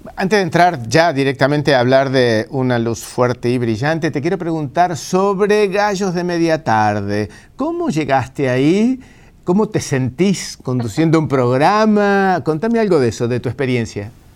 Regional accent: Argentina; los argentinos dicen que somos italianos que hablamos en español

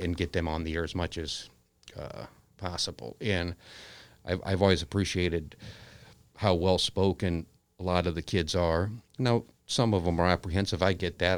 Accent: United States; moved away as an adult; now in Aledo, United States; I grew up in the Quad Cities

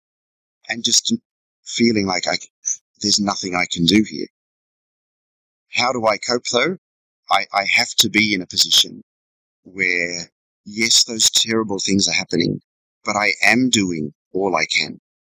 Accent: Sydney, New South Wales, Australia; moved away as an adult; also born or lived in Inverell, New South Wales; now in Vietnam; I was born in Sydney and my parents were factory workers. When I was about 12, we left the city and moved to a tiny farm, you know, 130 acres of rock and mountain south of Inverell in northern New South Wales

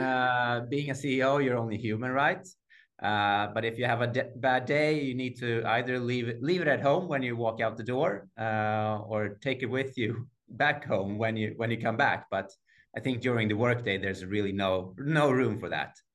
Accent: Sweden; growing up uh, in the 80s uh, having black hair in sweden

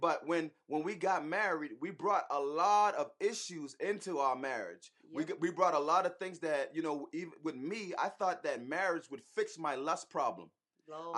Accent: Charleston, South Carolina, United States; accent: Geechee/Gullah; now in Atlanta, United States; we're originally from Charleston, South Carolina. So if y'all hear the Geechee, if y'all hear the Gullah coming out of us sometime

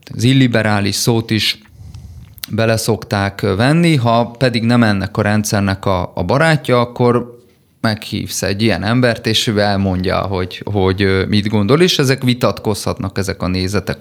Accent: Szombathely, Vas, Hungary; szombathelyi családból származom

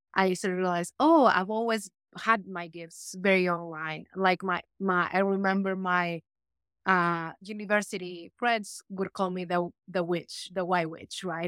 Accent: Peru; moved away as an adult; I was born in Peru

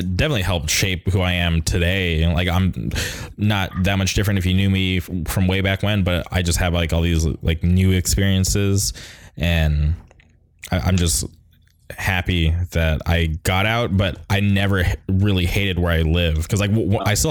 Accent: Palm Springs, California, United States; moved away as an adult; now in Orange County, United States; I grew up in Palm Springs

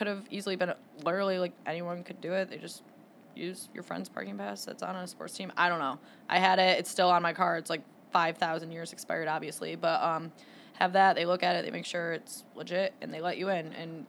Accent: East Lansing, Michigan, United States; I'm from the East Lansing area.

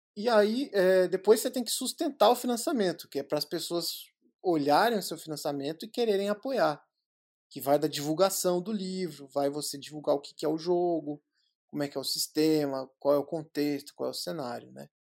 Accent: São Paulo, Brazil; eu sou de São Paulo

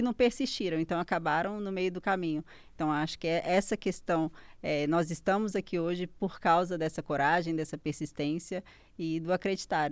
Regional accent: Caeté, Minas Gerais, Brazil; a minha cidade, eu sou de Caeté

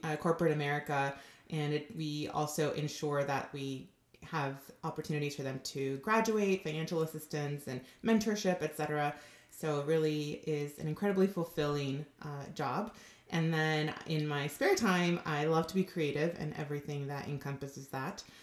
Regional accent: Southern California, United States; also born or lived in Los Angeles; I'm originally from Southern California, and I still live in Los Angeles

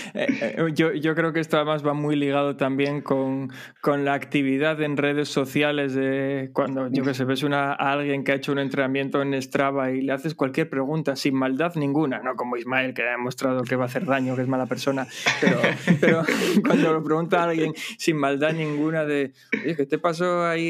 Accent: Asturias, Spain; en Asturias utilizamos mucho las palabras mozo y moza

